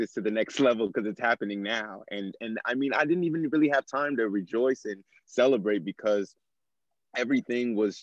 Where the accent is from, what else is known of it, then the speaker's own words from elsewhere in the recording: Nigeria; I'm Nigerian, and community, brotherhood, family is such a big portion of my culture.